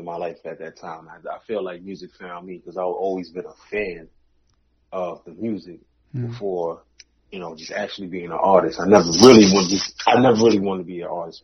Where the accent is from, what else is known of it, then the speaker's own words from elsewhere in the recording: New York, United States; moved away; also born or lived in the South (US); I'm originally from New York, but I live in a part of my upbringing down South